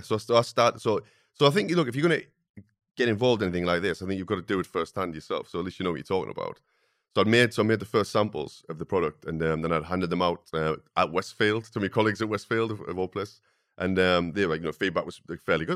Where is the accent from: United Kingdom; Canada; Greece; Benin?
United Kingdom; the Northeast, North East England; growing up in the Northeast where, when I wa, you know, was at school, no one ever talked about going to university